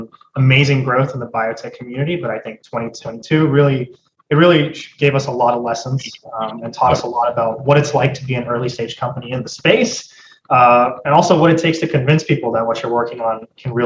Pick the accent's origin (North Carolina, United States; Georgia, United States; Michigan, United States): Georgia, United States; Atlanta; also born or lived in India; I was born and raised in Atlanta, Georgia. I've spent most of my life here.